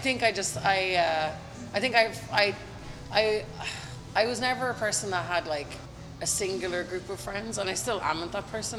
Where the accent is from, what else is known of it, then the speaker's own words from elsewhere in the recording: County Meath, Ireland; accent: Limerick; also born or lived in Limerick; we moved to County Meath which is just north of Dublin but where we lived um, was pretty close to the Dublin border